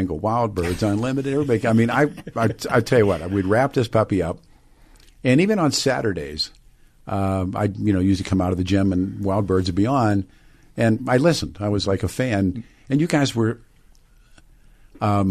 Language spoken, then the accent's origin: English; Pittsburgh, Pennsylvania, United States; born or raised there